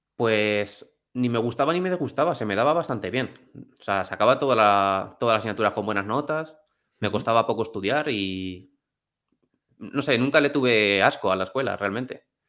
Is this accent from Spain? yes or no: yes; Alcázar de San Juan, Castilla-La Mancha, Spain; also born or lived in England; Yo soy de Alcázar de San Juan, que es un pueblo de Ciudad Real.